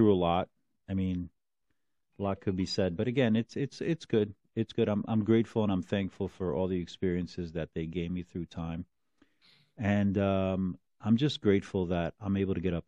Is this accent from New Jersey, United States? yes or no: yes; Union City, New Jersey, United States; one of my neighbors where I grew up in Union City